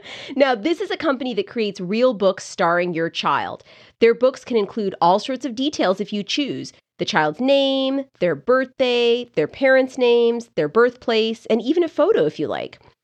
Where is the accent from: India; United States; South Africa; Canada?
Canada; moved away; I grew up there